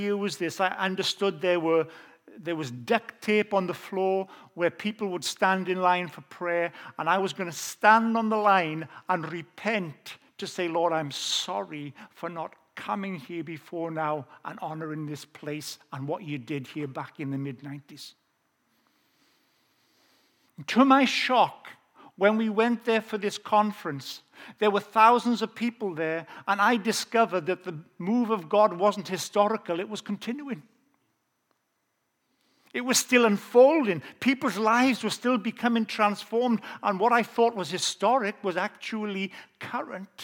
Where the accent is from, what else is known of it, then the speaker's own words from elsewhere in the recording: South Wales, United Kingdom; accent: Welsh; I have an authentic Welsh accent. I grew up in South Wales.